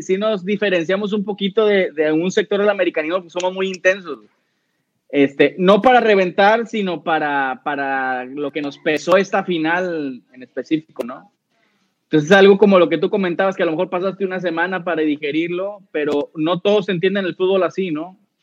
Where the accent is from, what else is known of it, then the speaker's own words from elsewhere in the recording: Monterrey, Nuevo León, Mexico; nosotros que somos regios